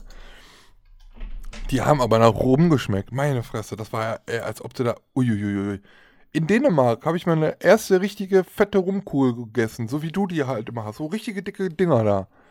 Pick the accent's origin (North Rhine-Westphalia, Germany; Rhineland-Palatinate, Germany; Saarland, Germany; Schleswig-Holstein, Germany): North Rhine-Westphalia, Germany; Aachen; Ich komme aus Aachen